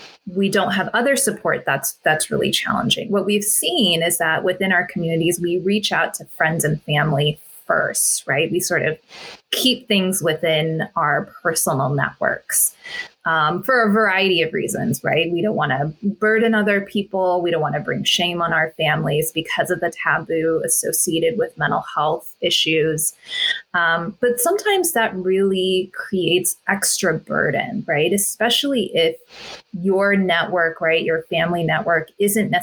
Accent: United States; also born or lived in Orange County, California / Carbondale; born and brought up in the States

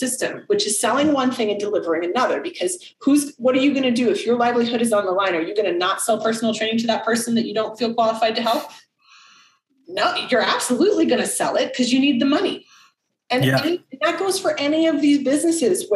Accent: United States; moved away; also born or lived in Czech Republic; as an American

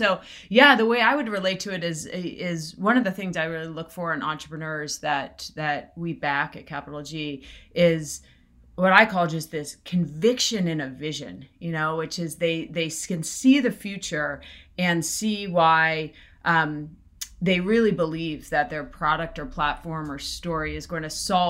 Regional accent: East Coast, United States; I grew up in the East Coast

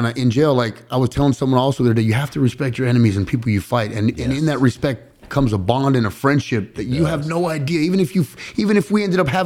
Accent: Los Angeles, California, United States; I grew up in San Fernando Valley, East Side of the Valley.

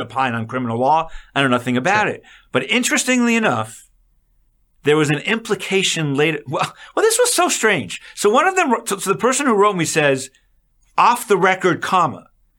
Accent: New York, United States; So, Chris, I just want to pause for a moment because I'm from Long Island I've known about Donald Trump for a long time.

